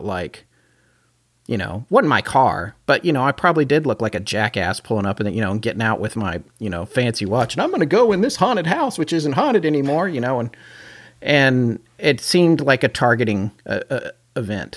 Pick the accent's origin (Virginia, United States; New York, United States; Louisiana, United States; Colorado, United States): Colorado, United States; Denver; I grew up in Denver for several years